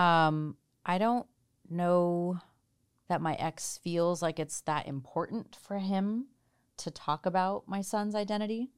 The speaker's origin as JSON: {"language": "English", "region": "New Jersey", "country": "United States", "tie": "born or raised there", "also_born_or_lived": "India / Chicago / Boston / Washington, D.C.", "moved": "as an adult", "lives_now": "Seattle, United States", "said": "I grew up in Jersey, lived in Chicago and then Boston and then D C and then moved here."}